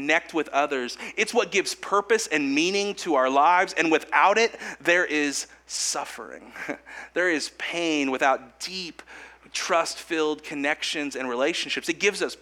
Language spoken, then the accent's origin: English; Kokomo, Indiana, United States; Because I'm from Howard County, from Kokomo. I've been here my whole life